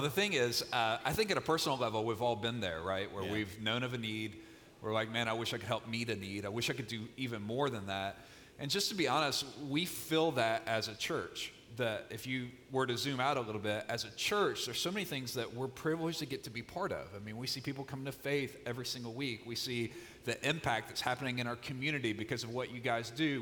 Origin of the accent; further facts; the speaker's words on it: Mississippi, United States; moved away; I grew up in Mississippi, which is, by the way, why I talk a little slower than Pastor Chuck